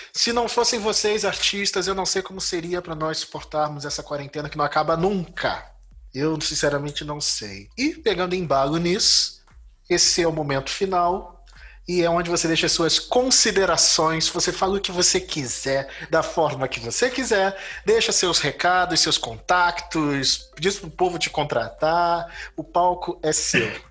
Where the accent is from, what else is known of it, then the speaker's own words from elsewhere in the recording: Brazil; eu sou um brasileiro esquisito que não joga futebol